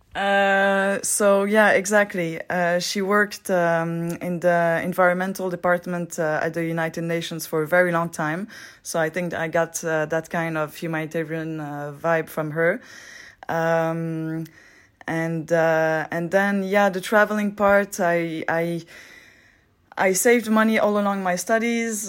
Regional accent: Geneva, Switzerland; English is a second language; I'm from Switzerland. I'm twenty-eight years old. Uh, I grew up in Geneva

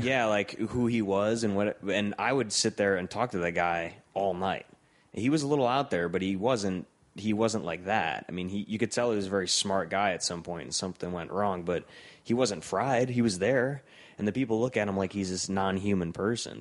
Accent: Cleveland, Ohio, United States; moved away as an adult; also born or lived in Columbus; I'm from Cleveland

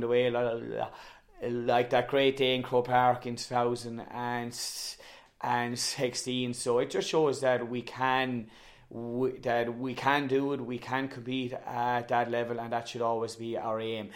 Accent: Tipperary, Munster, Ireland; also born or lived in Ballyboden, Dublin; now in Dublin, Ireland; I am from Tip. Clonalty Rossmore is the name of the club. It is situated between Turles and Cashel, extremely rural area

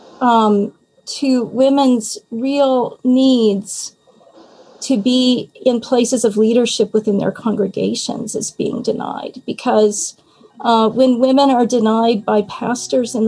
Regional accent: Texas, United States; I'm also from Texas, so, you know, Southern Baptist heritage, Texas

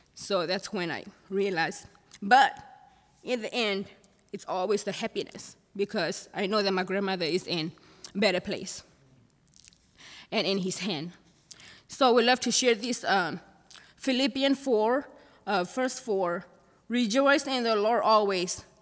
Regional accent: Thailand; moved away; I'm from Thailand.

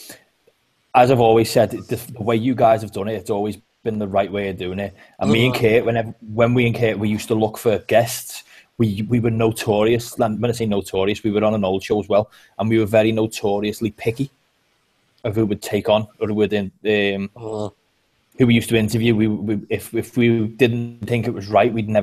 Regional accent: Liverpool, North West England, United Kingdom; accent: Scouse; I'm from Liverpool

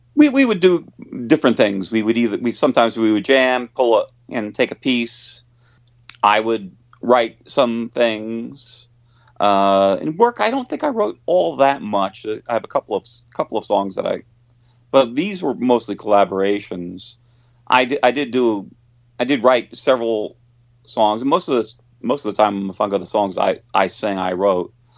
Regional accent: Long Island, New York, United States; now in New York City, United States; I was born on Long Island

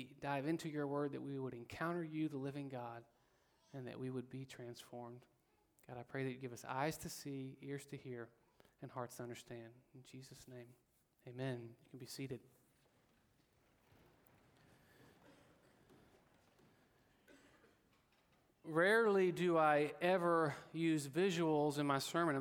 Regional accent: Alabama, United States; I am from Alabama

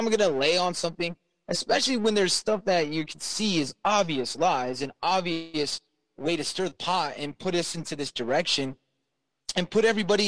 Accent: Southern California, United States; moved away; I'm from Southern California

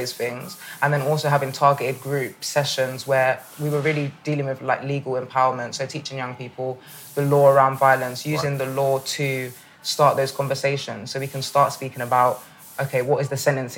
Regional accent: London, United Kingdom; growing up in Northwest London

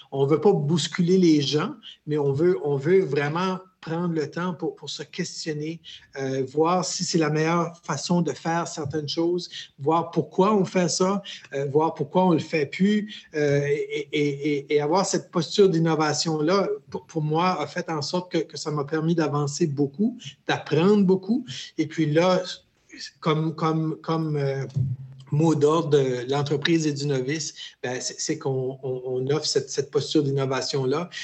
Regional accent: New Brunswick, Canada; also born or lived in Quebec / Winnipeg, Manitoba; je suis euh, originaire du Nouveau-Brunswick, donc euh, j'habite un petit village qui s'appelle Lac Baker. Et puis, euh, c'est un peu un, parcours bizarre, un peu dans le sens que je suis né au Québec

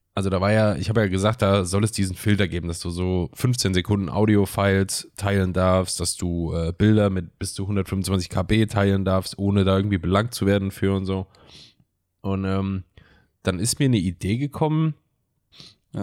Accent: Germany; moved away; in Fellerdingen gewohnt, wo ich herkomme

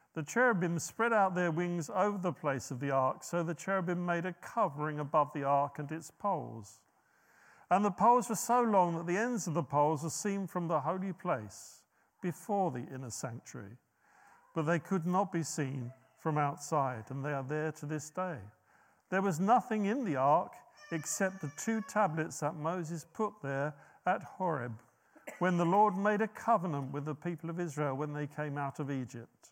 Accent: United Kingdom; us being so British

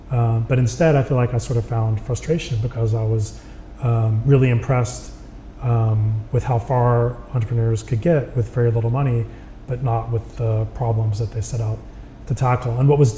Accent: Texas, United States; I came to California from Texas because I wanted to be an engineer.

